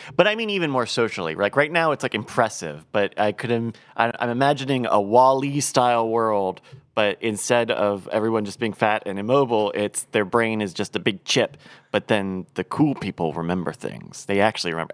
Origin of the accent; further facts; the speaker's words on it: Virginia, United States; I grew up in Virginia, where it is entirely Anheuser-Busch country